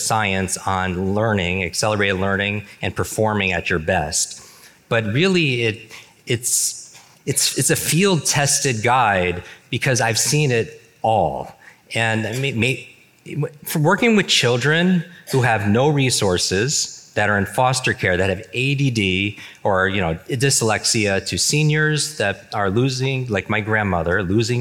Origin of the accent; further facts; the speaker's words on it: New York, United States; I grew up in the Northeast, in New York